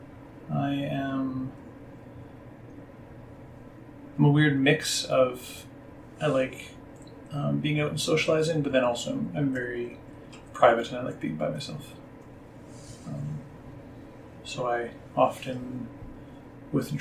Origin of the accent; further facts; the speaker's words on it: Calgary, Alberta, Canada; Born and raised in Calgary, which isn't super common